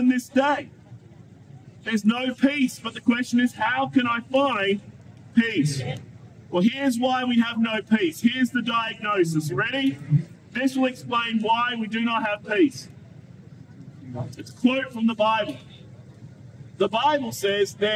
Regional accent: Australia; me as an Australian

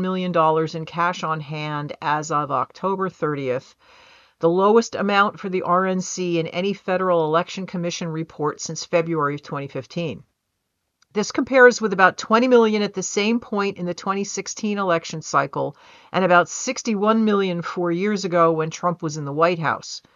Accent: United States; I'm American.

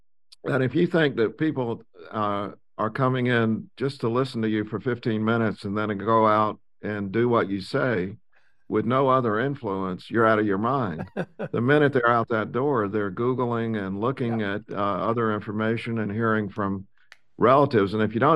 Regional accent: South Carolina, United States; And, you know, I grew up in South Carolina and North Carolina.

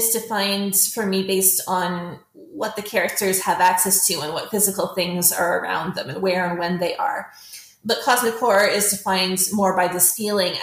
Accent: Canada; I am a Canadian science fiction author

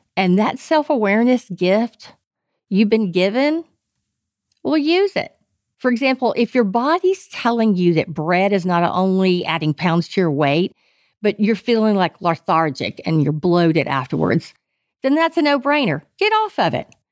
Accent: Texas, United States; I am pure Texan

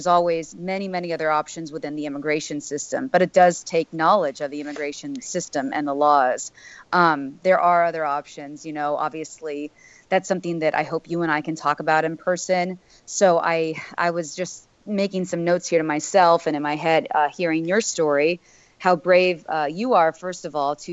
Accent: Miami, Florida, United States; having been born and raised in Miami

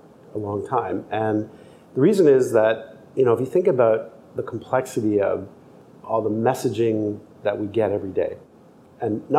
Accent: Canada; moved away as an adult; also born or lived in Sweden; originally I'm from Canada, but I started my career in Sweden back in the 80s

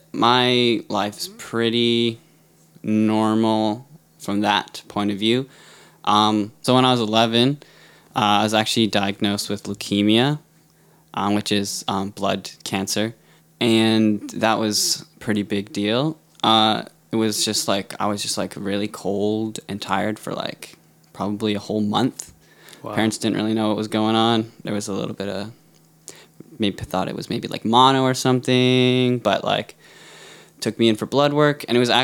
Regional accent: Smithers, British Columbia, Canada; So I grew up in Smithers, BC, so way up north.

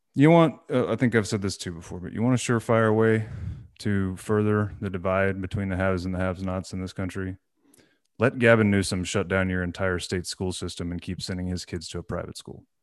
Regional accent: Corpus Christi, Texas, United States; born or raised there; moved away

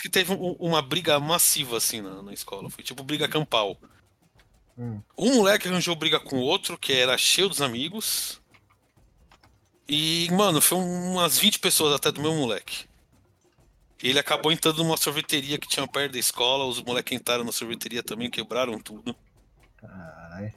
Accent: São Paulo, Brazil; Cresci na Zona Leste de São Paulo.

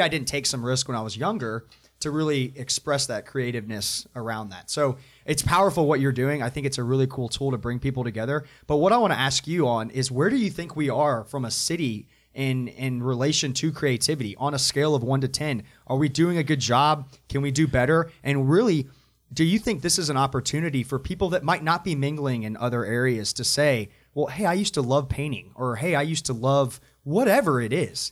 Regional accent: Atlanta, Georgia, United States; moved away as an adult; now in Charlotte, United States; I come from Atlanta, um, that's where I grew up

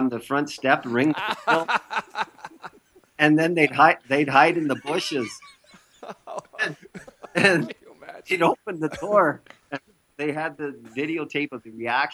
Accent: Canada; growing up in Canada

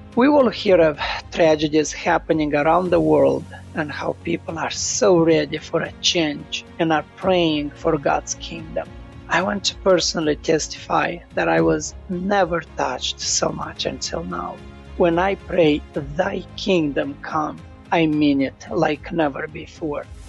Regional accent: Moldova; moved away; I was born in Moldova, a little country next to Ukraine

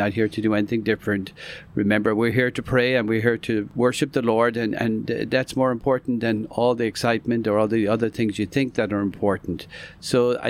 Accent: Ireland; also born or lived in New York, United States / Miami, United States; now in Orlando, United States; I was born and raised in Ireland, came to the United States, ended up in Florida.

